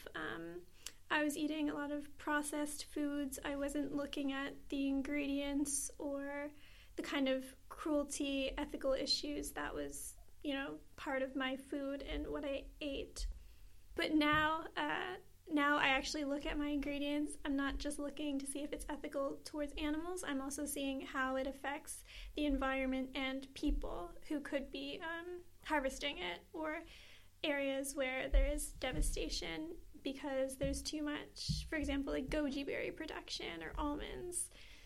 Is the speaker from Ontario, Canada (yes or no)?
no; Charlottetown, Prince Edward Island, Canada; I'm 23 and I'm an activist from Charlottetown PEI